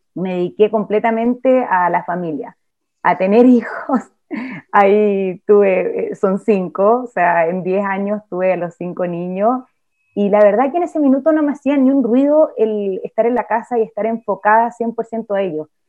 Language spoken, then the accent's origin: Spanish; Chile; nací en Chile, en una familia determinada